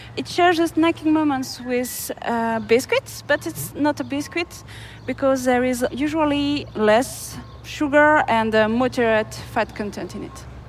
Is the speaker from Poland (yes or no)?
no; France; in France, uh, I'm French